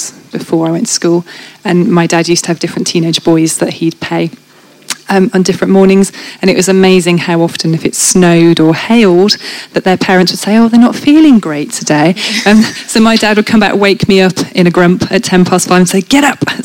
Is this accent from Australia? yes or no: no; North Shropshire, West Midlands, United Kingdom; I grew up on a small dairy farm in North Shropshire, just inside the English border.